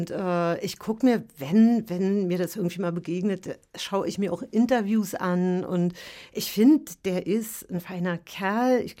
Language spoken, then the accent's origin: German; East Germany, Germany; Äh, ich komme ja aus der DDR und äh, wir haben, glaube ich, jeden Sommer an der Ostsee verbracht.